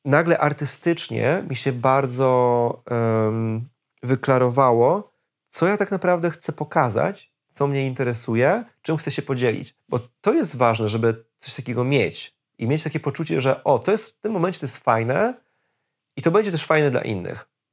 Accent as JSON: {"language": "Polish", "country": "Poland", "said": "jesteśmy z Polski"}